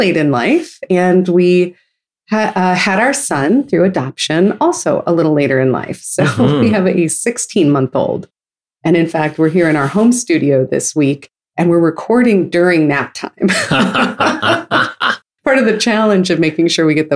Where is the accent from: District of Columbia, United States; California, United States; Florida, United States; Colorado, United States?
California, United States; Novato; growing up in Novato, California, which is in the Bay Area